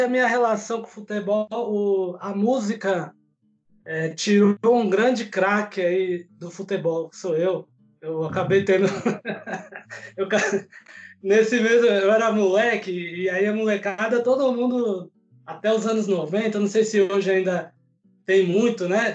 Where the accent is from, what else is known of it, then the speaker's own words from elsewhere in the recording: São Paulo, Brazil; sou daqui de São Paulo também